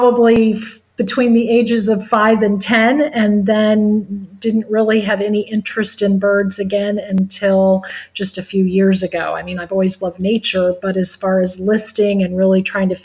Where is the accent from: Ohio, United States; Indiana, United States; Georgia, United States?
Ohio, United States; as a little girl, I was raised in Ohio